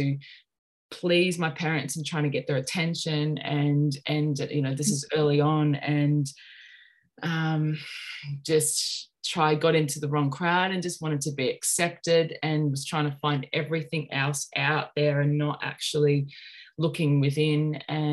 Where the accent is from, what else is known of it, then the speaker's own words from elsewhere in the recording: Sunshine Coast, Queensland, Australia; also born or lived in Melbourne, Australia; I grew up on the Sunshine Coast. I was born in Melbourne, but we moved up to the Sunshine Coast when I was about 3 or 4